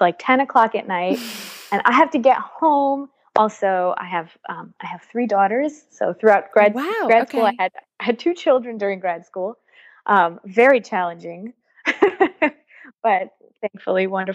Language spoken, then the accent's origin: English; New York City, New York, United States; moved away as an adult; now in Haifa, Israel; I grew up in New York, in Brooklyn. My parents are from Israel